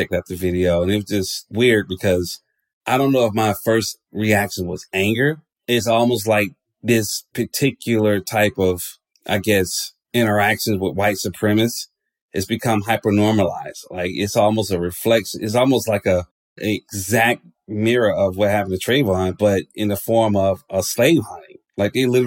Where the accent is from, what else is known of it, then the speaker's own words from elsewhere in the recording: Atlanta, Georgia, United States; I'm from Georgia. And the reality of it is, even living in a place like Atlanta, which is predominantly black